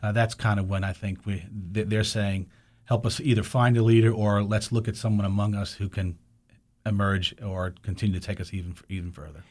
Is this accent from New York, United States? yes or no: yes; New York City, New York, United States; growing up in New York City